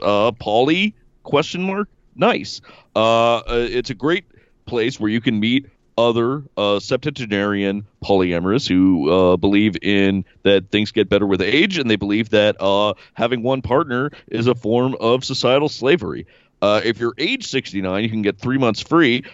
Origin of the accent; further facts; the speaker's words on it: Evanston, Illinois, United States; my hometown, the Windy City. I'm actually from Evanston, but I claim the city of Chicago